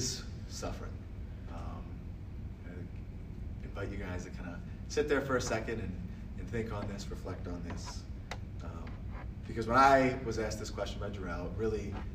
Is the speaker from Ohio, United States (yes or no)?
yes; Akron, Ohio, United States; I'm from Akron, Ohio